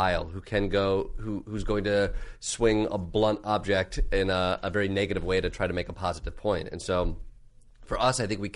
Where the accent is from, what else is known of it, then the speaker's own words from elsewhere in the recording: Michigan, United States; now in New York, United States; a kid growing up in Michigan